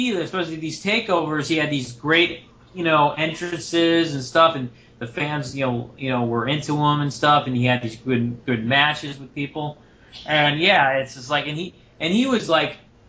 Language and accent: English; Tampa, Florida, United States; I'm from Tampa, Florida